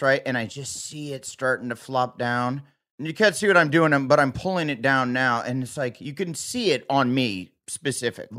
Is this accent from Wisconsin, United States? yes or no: no; Iowa, United States; moved away; I grew up in the Midwest